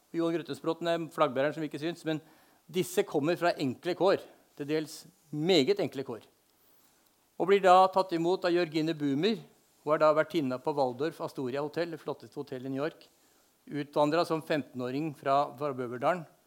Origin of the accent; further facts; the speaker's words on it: Spydeberg, Viken, Norway; moved away as an adult; now in Fagernes, Norway; Jeg har bodd på Fagernes i 50 år, men jeg er født og oppvokst i Spydeberg i Indre Østfold.